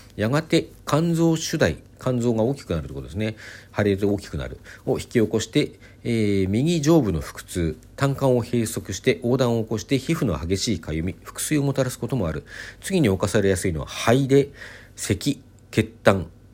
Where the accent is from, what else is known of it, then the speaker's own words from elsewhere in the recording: Hokkaido, Japan; 北海道出身